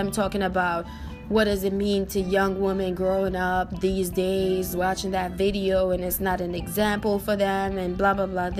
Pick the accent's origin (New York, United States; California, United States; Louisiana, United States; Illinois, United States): New York, United States; growing up in New York, we're so used to the snow